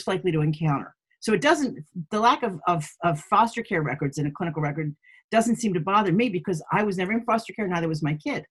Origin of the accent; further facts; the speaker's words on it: Philadelphia, Pennsylvania, United States; I grew up in Southwest Philadelphia